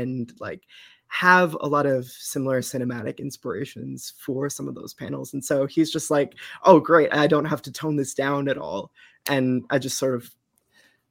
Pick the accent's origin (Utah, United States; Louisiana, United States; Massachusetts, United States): Massachusetts, United States; Eastern; I am from Eastern Mass and have lived there pretty much my whole life